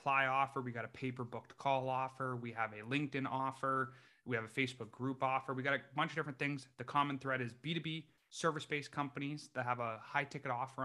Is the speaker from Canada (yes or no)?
yes; Canada; moved away as an adult; also born or lived in United States; I grew up in Canada, did a four-year degree there, became a chiropractor in the U.S.